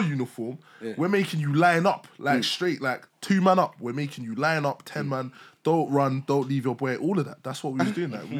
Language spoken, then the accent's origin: English; London, United Kingdom; Yeah, hey, blood, I'm from Lewisham, you know, cuz.